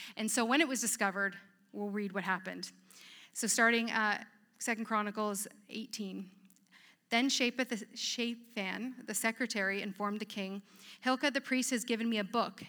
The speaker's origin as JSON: {"language": "English", "town": "Petrolia", "region": "Ontario", "country": "Canada", "tie": "born or raised there", "also_born_or_lived": "Edmonton", "moved": "yes", "said": "I grew up in a small town from Petrolia"}